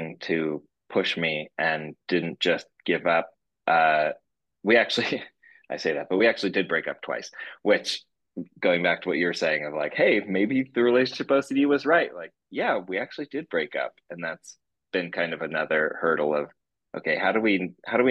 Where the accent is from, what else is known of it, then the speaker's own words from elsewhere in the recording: Northern California, United States; I was born in Northern California